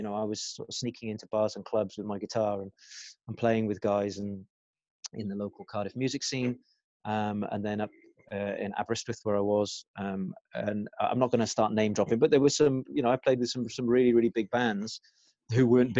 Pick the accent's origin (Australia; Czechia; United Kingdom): Czechia; English is a second language; growing up in the Czech Republic, all they had was ballroom dancing and classical music.